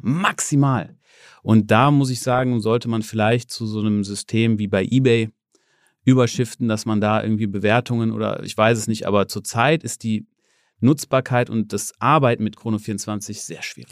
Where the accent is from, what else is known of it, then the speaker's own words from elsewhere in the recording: Germany; ich komme aus Deutschland